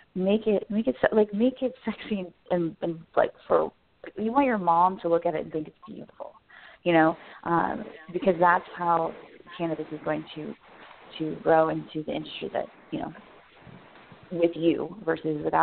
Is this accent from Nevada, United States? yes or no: yes; Las Vegas, Nevada, United States; moved away; I'm from Las Vegas